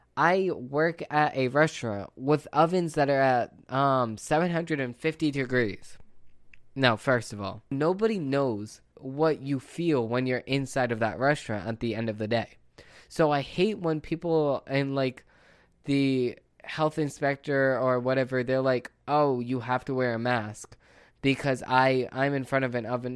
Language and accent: English; United States; as an American